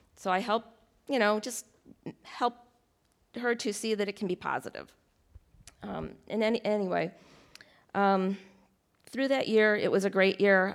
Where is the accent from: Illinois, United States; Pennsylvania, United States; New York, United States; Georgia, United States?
New York, United States; Rochester; moved away; also born or lived in Delaware; I'm originally from Rochester, New York